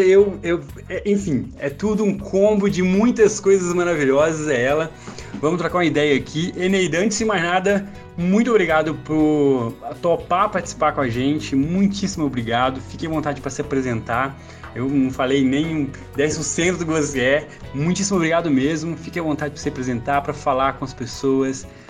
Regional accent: São Domingos das Dores, Minas Gerais, Brazil; moved away; eu sou do interior de Minas Gerais, é, morei na cidade de São Domingos das Dores

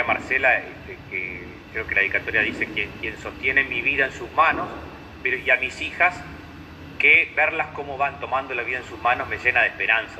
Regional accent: Uruguay; also born or lived in Canelones; soy psicólogo uruguayo, vivo, vivo cerquita de Montevideo

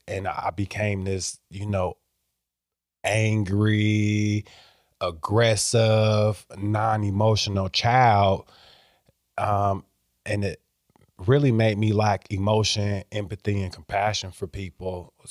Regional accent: Iowa, United States; So my mom was born in Mississippi, so I'm first generation Iowan. I was born here, my siblings were born here, but my mom and a lot of my other relatives were born down south.

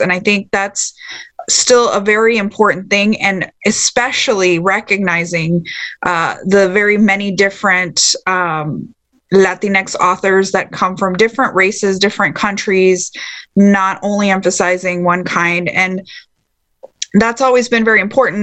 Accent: Texas, United States; growing up in Texas

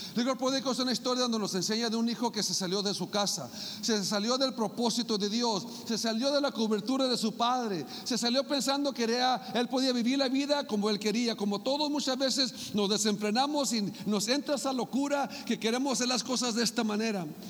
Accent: Mexicali, Baja California, Mexico; moved away; allá en Mexicali, en mi tierra sagrada y santa

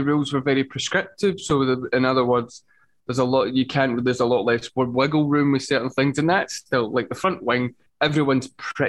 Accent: Scotland, United Kingdom

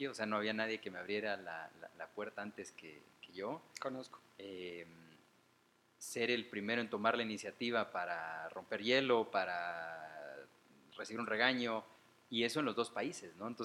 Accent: Guatemala; also born or lived in Mexico; Y bueno, luego a cierta edad nos regresamos a Guatemala y aquí estoy, ¿no? de hecho me chingan con que soy un guatemalteco hecho un México.

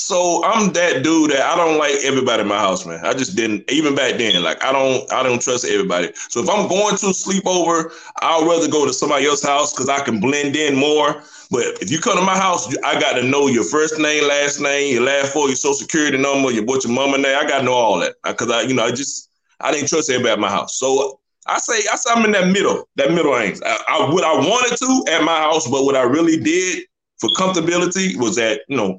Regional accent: the South, United States; I'm from the South, man.

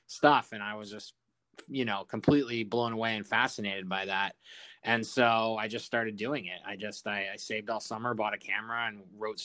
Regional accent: Colorado, United States; my home state of Colorado

